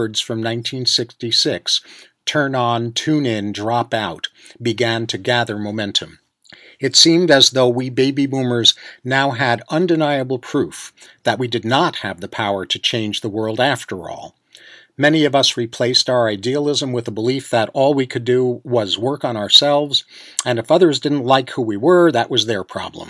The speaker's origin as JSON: {"language": "English", "region": "New York", "country": "United States", "tie": "born or raised there", "said": "Growing up in New York"}